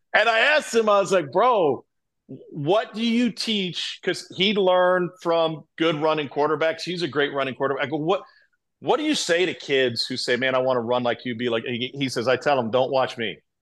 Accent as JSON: {"language": "English", "town": "Columbia", "region": "Missouri", "country": "United States", "tie": "born or raised there", "said": "I grew up in Columbia"}